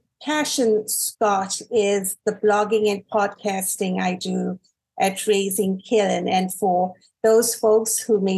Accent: Durban, KwaZulu-Natal, South Africa; moved away as an adult; now in Dyersburg, United States; I was born and raised in Durban, South Africa, many moons ago

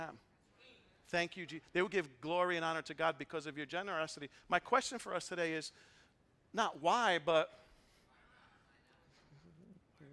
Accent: New York City, New York, United States; moved away as an adult; also born or lived in Boston, Massachusetts; I was born and raised in the Bronx.

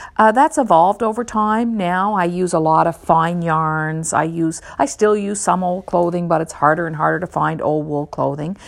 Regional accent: Newfoundland and Labrador, Canada; I grew up in Newfoundland myself

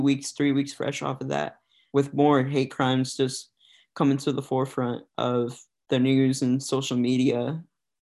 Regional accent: Des Moines, Iowa, United States; also born or lived in Connecticut; I was born and raised here in Des Moines, Iowa. Pretty much lived here for almost all my life

